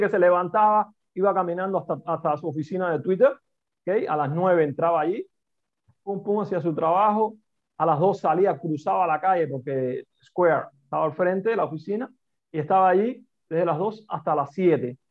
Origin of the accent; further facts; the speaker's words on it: Cuba; accent: Cuban; moved away as an adult; also born or lived in Italy; now in Madrid, Spain; mi acento me delata, que soy cubano